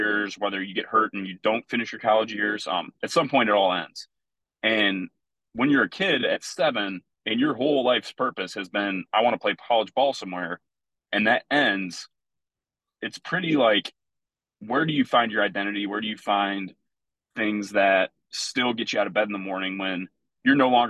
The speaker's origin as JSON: {"language": "English", "town": "Plymouth", "region": "Michigan", "country": "United States", "tie": "born or raised there", "said": "I grew up in Plymouth, Michigan."}